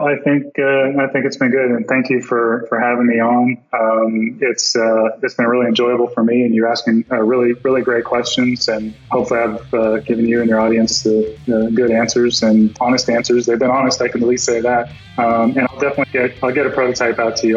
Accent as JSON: {"language": "English", "region": "Florida", "country": "United States", "said": "I'm from Florida"}